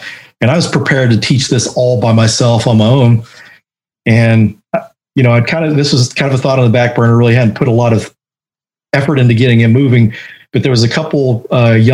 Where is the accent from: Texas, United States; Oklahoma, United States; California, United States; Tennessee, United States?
Texas, United States; Denton; And Denton, Texas was where I grew up